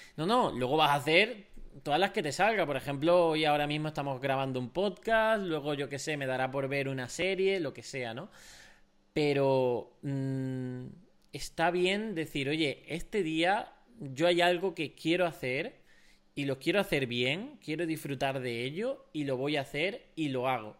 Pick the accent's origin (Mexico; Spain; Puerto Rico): Spain; como españoles también somos muy sociales